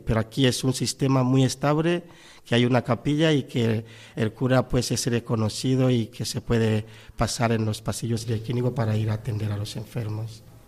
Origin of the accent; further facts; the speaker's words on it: Tanzania; moved away as an adult; also born or lived in Spain; now in Valencia, Spain; Radio María que yo escucho mucho desde mi tierra natal, en Tanzania